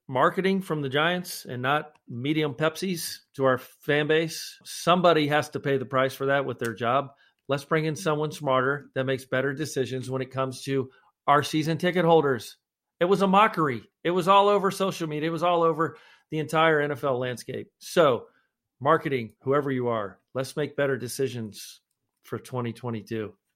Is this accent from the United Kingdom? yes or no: yes; Scotland, United Kingdom; I'm the Scotsman